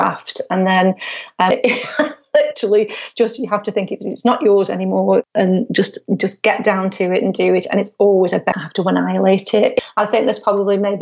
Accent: Stoke-on-Trent, West Midlands, United Kingdom; it's my hometown

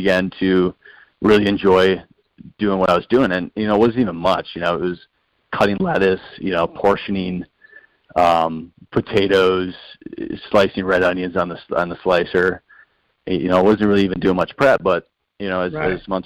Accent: Ohio, United States; now in Denver, United States; I grew up in Ohio, about 35 minutes or so south of Cleveland, kind of like a little rural area

